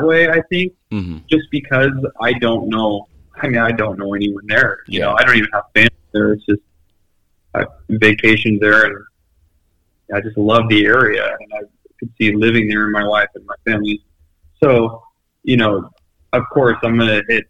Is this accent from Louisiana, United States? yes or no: no; Washington, United States; I'm from Washington State